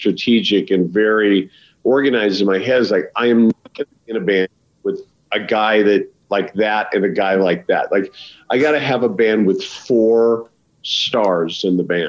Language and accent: English; Idaho, United States; also born or lived in Los Angeles; now in Wyoming, United States; I'm literally 2 hours from where I grew up in Idaho